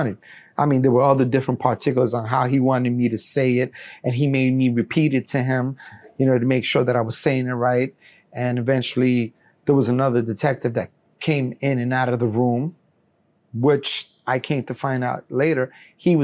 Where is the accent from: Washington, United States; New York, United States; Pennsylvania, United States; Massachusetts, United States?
New York, United States; New York City; also born or lived in Colombia; being raised at such a young age in the United States, I was already considering myself an American